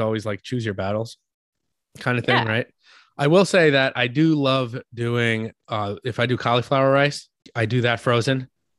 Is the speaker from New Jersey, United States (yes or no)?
no; New York, United States; I'm from New York.